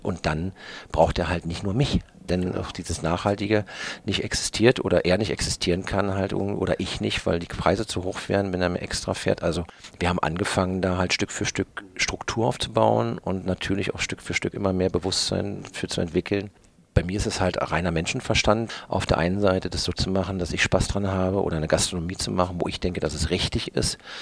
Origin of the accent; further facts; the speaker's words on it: Berlin, Germany; moved away; also born or lived in German coast (Bodden area); Ich bin ja größtenteils in Berlin groß geworden.